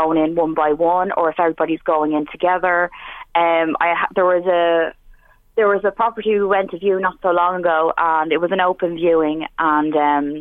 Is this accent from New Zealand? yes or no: no; Dublin, Leinster, Ireland; moved away as an adult; now in Drogheda, Ireland; I'm originally from Dublin